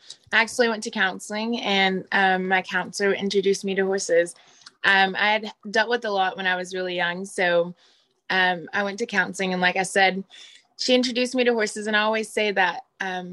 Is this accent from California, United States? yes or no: no; Fort Smith, Arkansas, United States; I grew up in Fort Smith, Arkansas. I'm born and raised there.